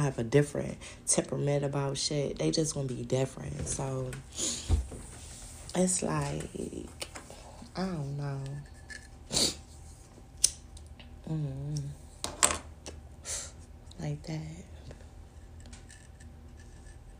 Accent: New York City, New York, United States; I was born in Brooklyn

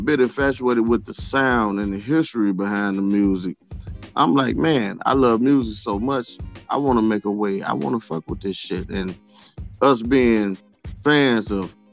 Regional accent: Grenada, Mississippi, United States; born or raised there; also born or lived in Grand Rapids, Michigan / Chicago, Illinois

